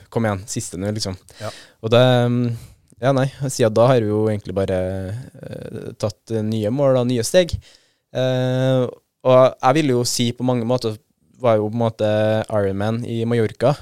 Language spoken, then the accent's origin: Norwegian; Trøndelag, Norway; syns jeg som trønder